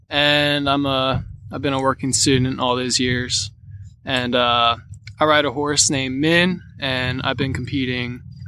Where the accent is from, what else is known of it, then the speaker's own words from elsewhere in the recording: Rising Sun, Maryland, United States; I'm 18 years old. I'm right down the road from Rising Sun, Maryland. It's around where Fairhill is.